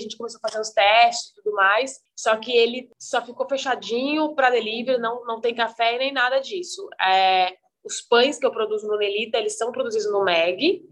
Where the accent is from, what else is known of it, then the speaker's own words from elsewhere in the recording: Guaratinguetá, São Paulo, Brazil; moved away as an adult; also born or lived in Campos do Jordão / Denmark; now in São Paulo, Brazil; eu sou de Guaratinguetá, que é interior de São Paulo.